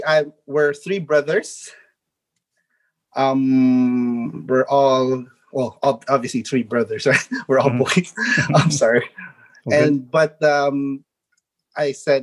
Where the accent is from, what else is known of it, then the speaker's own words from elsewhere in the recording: Bauan, Calabarzon, Philippines; moved away as an adult; now in Montreal, Canada; I'm from Bawan, Batangas. Mm-hmm. And I grew up in the province of Batangas